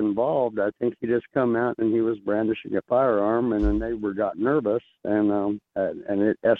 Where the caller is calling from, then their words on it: Bullhead City, Arizona, United States; Hey, man, I'm from Bullhead City, Arizona.